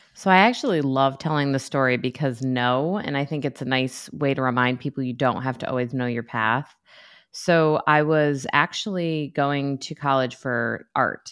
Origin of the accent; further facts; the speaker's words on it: New York, United States; now in North Carolina, United States; I'm from New York